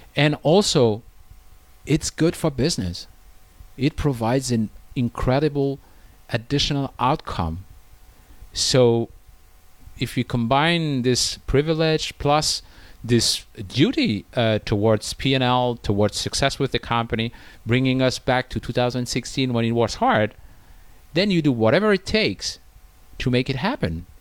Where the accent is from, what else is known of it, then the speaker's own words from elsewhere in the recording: France; moved away as an adult; now in China; in France, uh, my home country